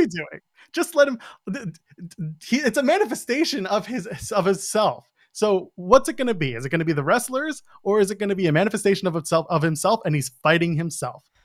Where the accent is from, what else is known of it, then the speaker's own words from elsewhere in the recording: Ottawa, Ontario, Canada; I grew up in Ottawa.